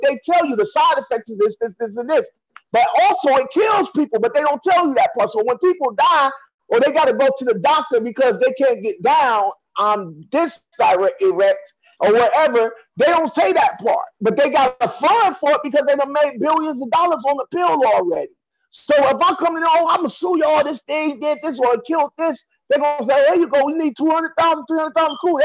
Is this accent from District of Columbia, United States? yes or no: no; Cleveland, Ohio, United States; now in New York, United States; I'm from Cleveland